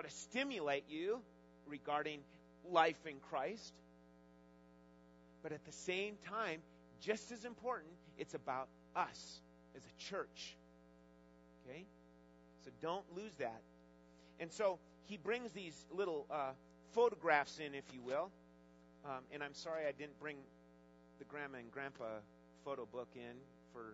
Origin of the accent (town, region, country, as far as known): United States